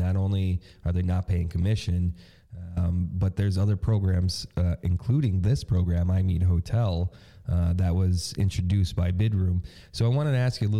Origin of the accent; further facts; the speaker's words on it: United States; as an American myself